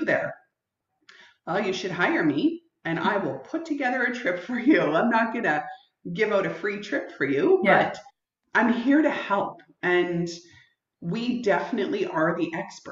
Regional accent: Canada; being Canadian

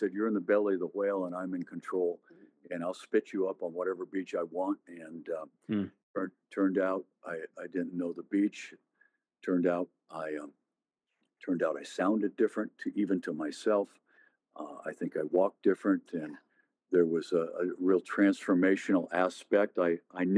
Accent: Seattle, Washington, United States; moved away as an adult; now in Oklahoma, United States; I'm from Seattle

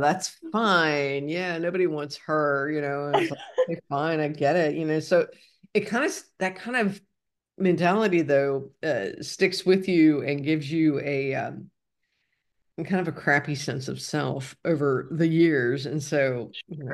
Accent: Ohio, United States; moved away as an adult; I grew up in Ohio, and I lived there for w, way too long

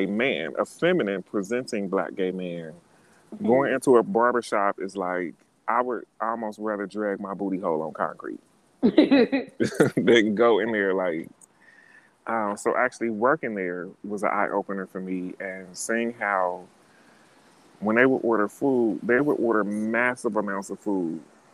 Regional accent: Cincinnati, Ohio, United States; moved away as an adult; now in New York City, United States; growing up in Cincinnati

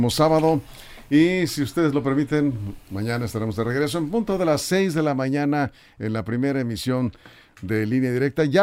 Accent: Mexico; Así somos los mexicanos, ¿o qué?

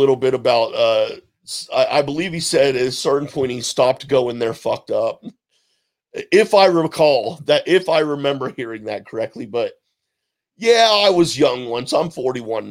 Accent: Houston, Texas, United States; moved away; also born or lived in Ohio; I was raised in North Houston

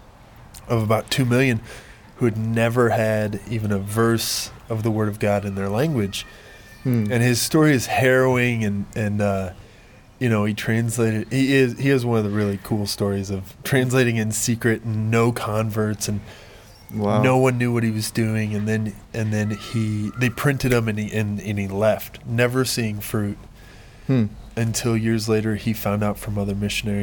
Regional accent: Central Illinois, United States; moved away as an adult; now in Madrid, Spain; I was born and raised in Central Illinois in a monolingual, monocultural upbringing

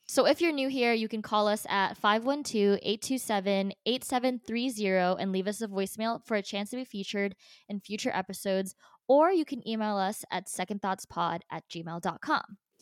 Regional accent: New Jersey, United States; born or raised there; also born or lived in Philippines

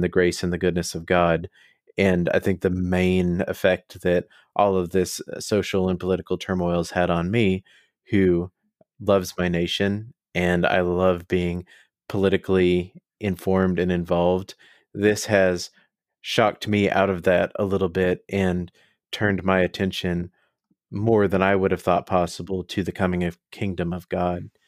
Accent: United States; speaking as an American

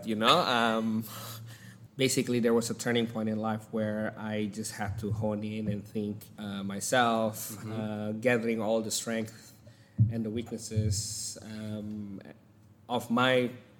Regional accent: Jakarta, Indonesia; moved away as an adult; also born or lived in Sulawesi, Indonesia; now in Australia; I was born in Sulawesi, in one of the coffee island in Indonesia.

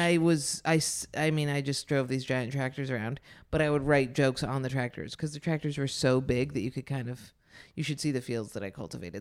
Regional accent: Ithaca, New York, United States; also born or lived in Lansing, New York; I grew up in Ithaca, which is, like, very liberal

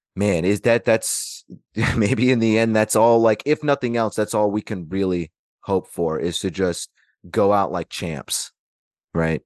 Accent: Alaska, United States; growing up in Alaska

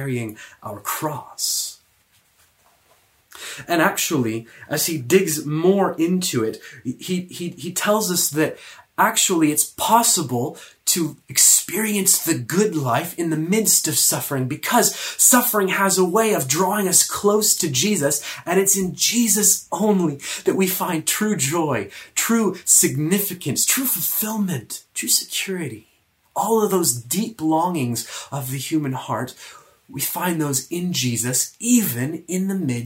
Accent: the South, United States; moved away; I'm American. In the South, in the States, we say y'all, you all

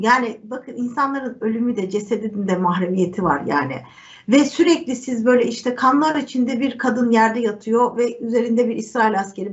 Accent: Turkey

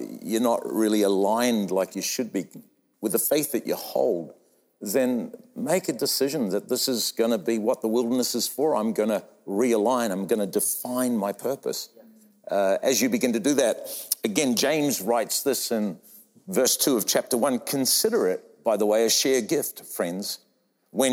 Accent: New Zealand; moved away; also born or lived in Australia; I'm a Kiwi by birth

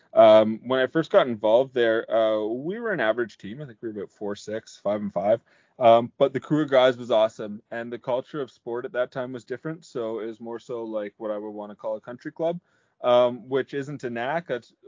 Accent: Peterborough, Ontario, Canada; born or raised there

